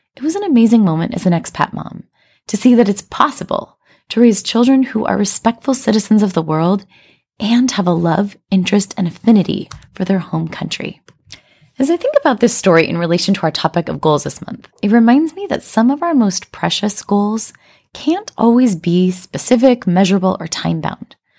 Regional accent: United States; moved away as an adult; now in China; a sense of being an American like I had growing up in America

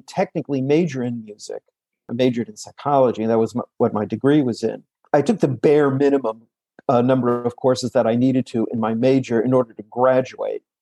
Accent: New York City, New York, United States; Growing up in New York City

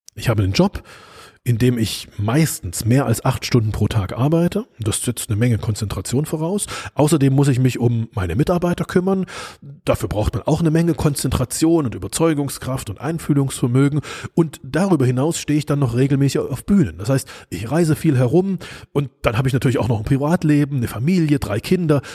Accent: East Germany, Germany; bin ich ja in der DDR groß geworden, also im Osten Deutschlands, als es noch getrennt war.

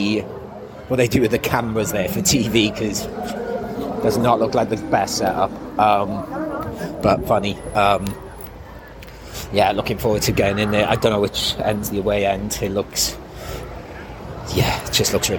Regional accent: Wales, United Kingdom; moved away; also born or lived in Horsham; I'm from Wales.

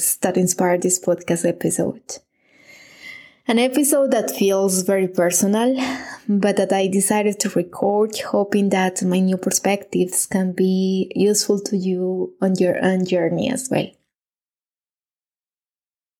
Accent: Medellín, Antioquia, Colombia; moved away as an adult; now in Munich, Germany; I live in Munich, Germany, but I'm originally from Medellin, Colombia

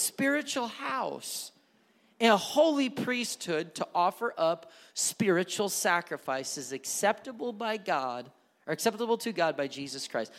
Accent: Milwaukee, Wisconsin, United States; moved away as an adult; now in Kansas City area, United States; I was born and raised in Milwaukee, Wisconsin, so I grew up a Green Bay Packer fan.

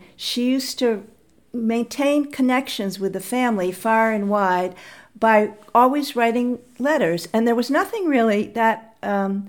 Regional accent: Middletown, New York, United States; first language English; also born or lived in Midwest; I was born in the Midwest, but I escaped at an early age, and I grew up in Middletown, New York, which is a tiny town in the Catskill Mountains

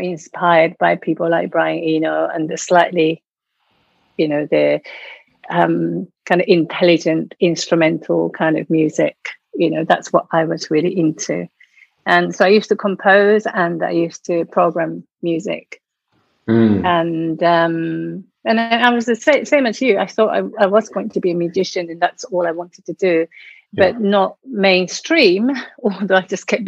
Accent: Tokyo, Japan; English is a second language; moved away as an adult; now in United Kingdom; I come from Japan. I was born in Tokyo, and I came to UK in mid-80s, late 80s.

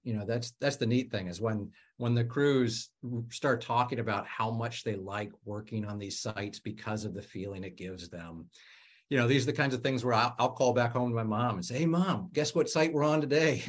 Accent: Ohio, United States; moved away as an adult; now in Washington, D.C. area, United States; I'm from Ohio. I moved out here five years ago

